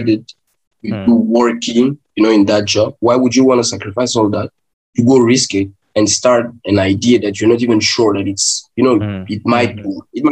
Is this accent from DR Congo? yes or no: yes; Kinshasa, DR Congo; I was born in Kinshasa. Hmm. Born in Kinshasa. I raised there. I grew up there